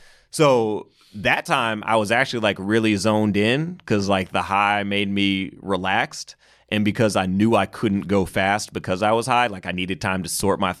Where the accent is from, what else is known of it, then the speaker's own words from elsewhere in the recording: New York, United States; I'm from New York. You guys booked me for a whole weekend.